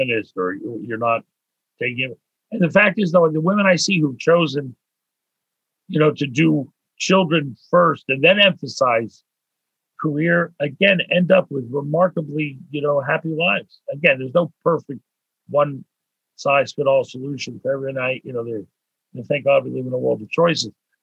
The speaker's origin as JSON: {"language": "English", "town": "Pittsburgh", "region": "Pennsylvania", "country": "United States", "tie": "born or raised there", "moved": "as an adult", "lives_now": "Montreal, Canada", "said": "I was born in Pittsburgh"}